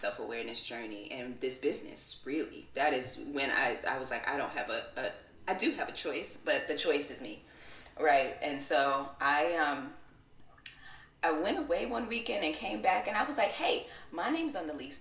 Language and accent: English; New York City, New York, United States; also born or lived in Brooklyn / Albany, New York; I'm from Queens and I was living in Brooklyn